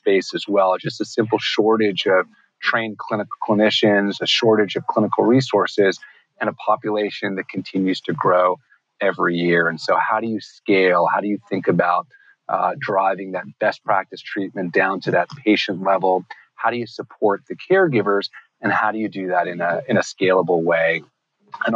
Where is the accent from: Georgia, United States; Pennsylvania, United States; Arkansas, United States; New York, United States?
New York, United States; New York City; growing up in New York City